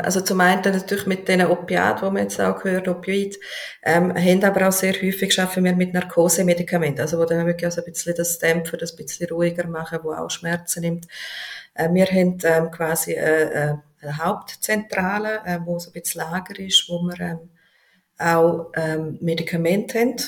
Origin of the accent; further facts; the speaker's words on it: Switzerland; bei uns in der Schweiz